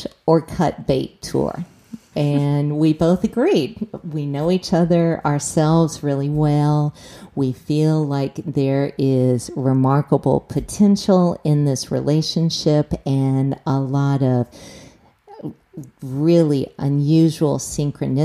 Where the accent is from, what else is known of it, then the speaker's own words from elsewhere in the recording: the South, United States; moved away; I grew up in the South